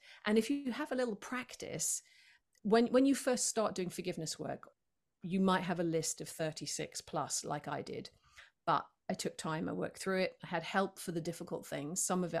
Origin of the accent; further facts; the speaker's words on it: United Kingdom; you know, I'm a Brit, so obviously we resent the weather.